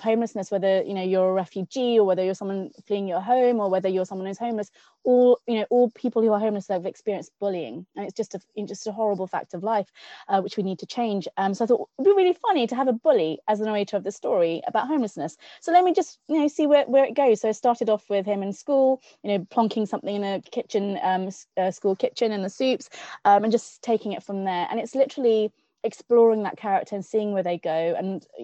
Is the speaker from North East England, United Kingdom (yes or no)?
yes; Newcastle upon Tyne, North East England, United Kingdom; I'm a Geordie at heart. I was born in Newcastle